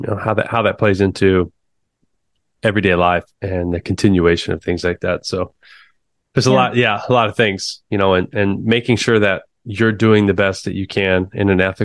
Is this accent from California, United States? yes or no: no; Muskogee, Oklahoma, United States; I grew up in Muskogee, Oklahoma